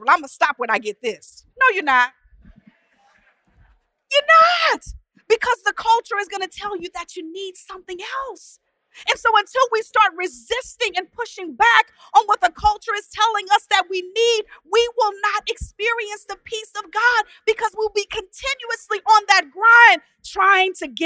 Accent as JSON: {"language": "English", "region": "Texas", "country": "United States", "said": "I'm from Texas"}